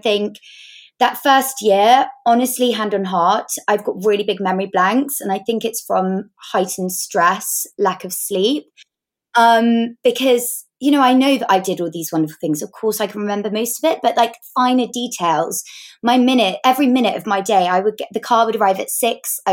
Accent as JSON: {"language": "English", "area": "Devon", "region": "South West England", "country": "United Kingdom", "tie": "born or raised there", "moved": "yes", "said": "I grew up in Devon"}